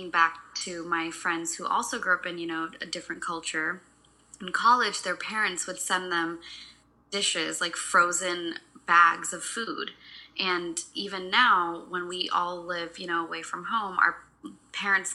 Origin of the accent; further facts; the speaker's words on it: Seattle, Washington, United States; also born or lived in India (parents); I'm born and brought up here in America and moved to Seattle when I was 5, so I call Seattle my home.